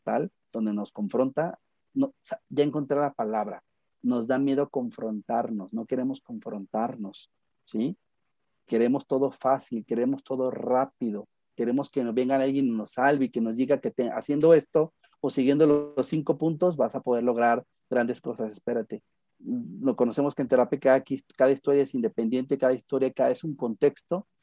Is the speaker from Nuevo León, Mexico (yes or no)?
no; Guadalajara, Jalisco, Mexico; Me encuentro en la ciudad de Guadalajara, Jalisco